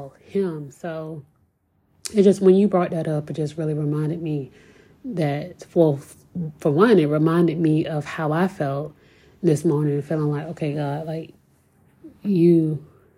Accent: Virginia Beach, Virginia, United States; growing up in Virginia Beach, I'm used to the beach

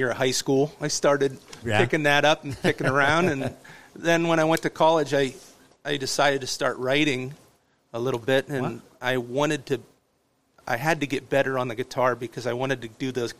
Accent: Waterford, Pennsylvania, United States; I'm from Waterford, PA.

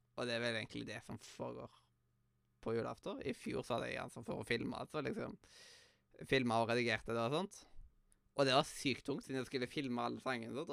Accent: Western Norway, Norway; jeg er vestlending

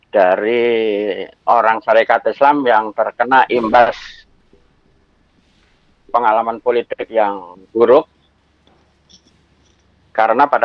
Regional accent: Madiun, East Java, Indonesia; now in Jakarta, Indonesia; Saya perantau, saya asli Madiun.

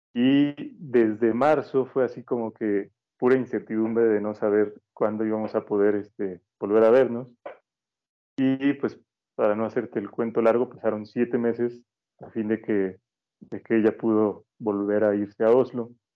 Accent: Mexico; nuestra cultura como mexicana

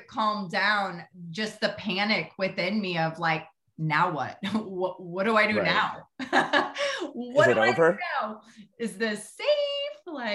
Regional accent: Midwest, United States; I grew up in the Midwest.

